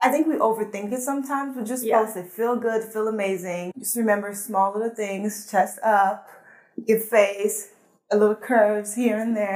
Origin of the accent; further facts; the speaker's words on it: Atlanta, Georgia, United States; English is a second language; also born or lived in French-speaking country; So I grew up in a French speaking country, so I speak Fulani, French, and English. Wow. And I grew up in Atlanta